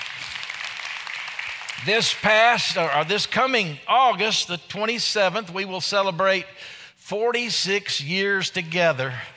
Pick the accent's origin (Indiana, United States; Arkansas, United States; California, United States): Arkansas, United States; I'm from Arkansas